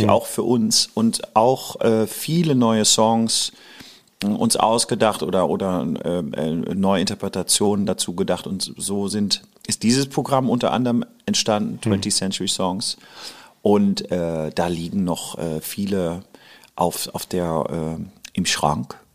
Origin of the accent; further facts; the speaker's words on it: Hamburg, Germany; also born or lived in Lower Rhine, Germany; ich bin halb Holländer, halb {S1} hm. Deutscher {S0} und ähm, bin an der Grenze am Niederrhein geboren, habe auch hier als Kind in Hamburg ja verbracht